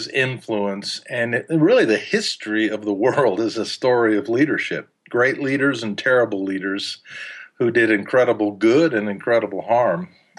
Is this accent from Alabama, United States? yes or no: yes; Huntsville, Alabama, United States; first language German; English is a second language; I was born and raised in Huntsville, Alabama.